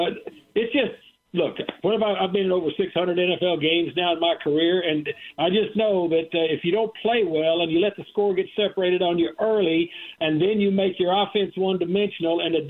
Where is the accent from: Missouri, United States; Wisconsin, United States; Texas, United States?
Texas, United States; moved away; also born or lived in Terre Haute, Indiana; I grew up in Texas